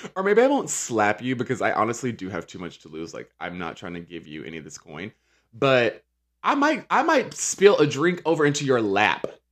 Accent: Charlotte, North Carolina, United States; I'm from Charlotte, North Carolina

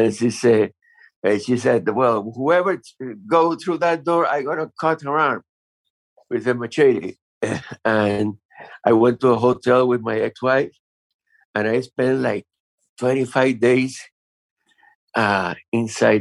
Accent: Havana, Cuba; moved away as an adult; I was born in Havana, Cuba in 1952.

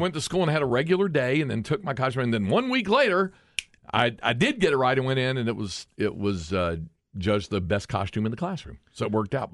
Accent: Greensboro, North Carolina, United States; now in Austin, United States; where I grew up in North Carolina

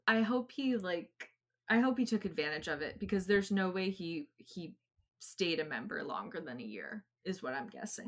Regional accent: New England, United States; I'm from New England

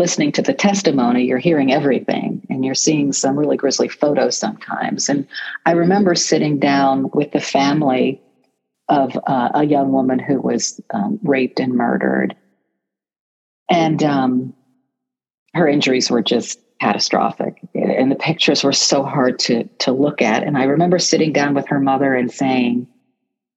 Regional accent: Canton, Ohio, United States; I am a native of Canton, Ohio

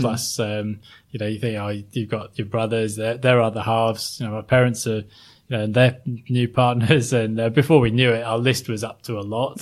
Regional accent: Sheffield, Yorkshire and the Humber, United Kingdom; moved away as an adult; now in Sydney, Australia; I grew up in, um, South Yorkshire, a place called Sheffield

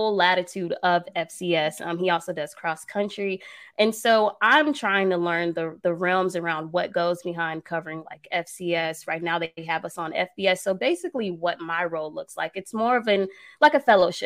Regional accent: Atlanta, Georgia, United States; I'm from the A. So, you know, I'm from the East Side

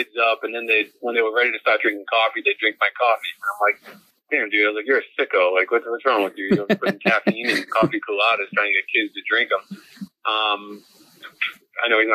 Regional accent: Melrose, Massachusetts, United States; I was still pretty connected in Melrose, my hometown

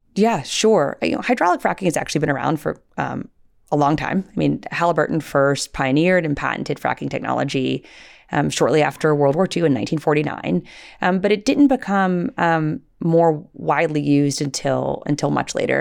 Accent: Little Rock, Arkansas, United States; when I was a, uh, little girl, uh, growing up in Little Rock, Arkansas in the, in the nineteen eighties

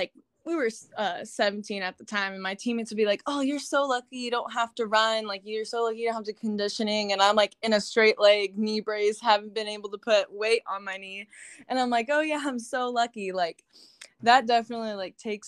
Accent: Las Vegas, Nevada, United States; also born or lived in Carbondale, Illinois; I was born and raised in Las Vegas

